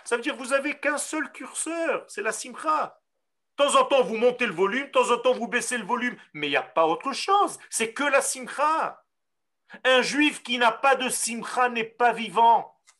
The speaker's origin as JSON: {"language": "French", "country": "Israel", "tie": "born or raised there", "first_language": "Hebrew", "second_language": "French", "said": "Moi, je parle hébreu, je suis né en Israël"}